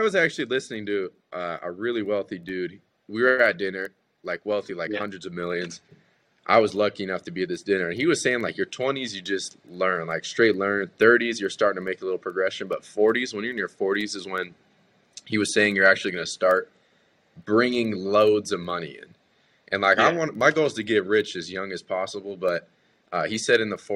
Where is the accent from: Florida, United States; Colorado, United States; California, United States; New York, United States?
California, United States; growing up in Cali